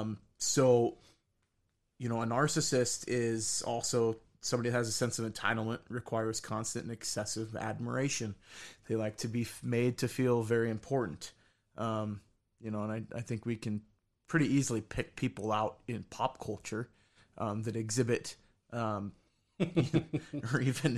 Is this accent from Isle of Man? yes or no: no; Salem, Oregon, United States; also born or lived in Wilsonville, United States; Yeah, I grew up in Salem. So, and Wilsonville. I lived in Wilsonville for a couple of years.